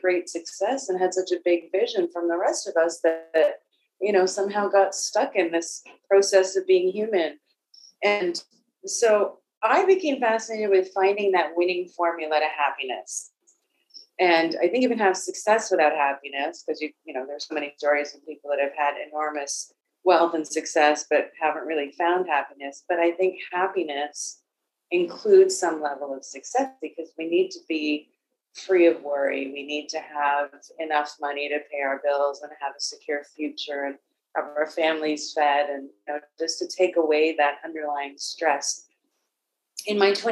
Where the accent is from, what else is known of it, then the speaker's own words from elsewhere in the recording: South Africa; I was born in South Africa during apartheid as a person of previously disadvantaged race